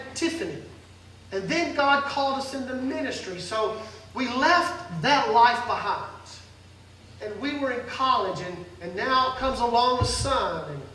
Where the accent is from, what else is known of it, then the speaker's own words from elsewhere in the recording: Mississippi, United States; I grew up very poor in Mississippi